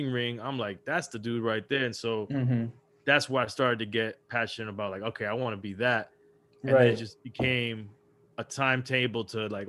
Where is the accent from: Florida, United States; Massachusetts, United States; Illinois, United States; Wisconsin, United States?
Florida, United States; Miami; also born or lived in Los Angeles, California; moved over to Miami when I was pretty young and was raised out here in Miami.